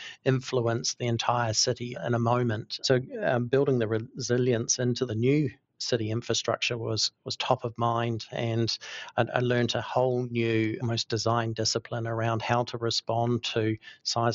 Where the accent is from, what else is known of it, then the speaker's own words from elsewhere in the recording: New Zealand; moved away as an adult; also born or lived in Sydney, Australia; I'm born and bred in New Zealand, Kiwi